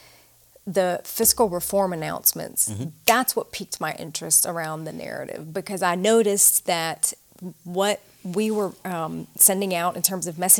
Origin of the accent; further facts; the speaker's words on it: Mississippi, United States; accent: Southern twang; moved away as an adult; also born or lived in Charleston, South Carolina; now in Saudi Arabia; I was raised in Mississippi, cool. which is why I speak English with a bit of a Southern twang.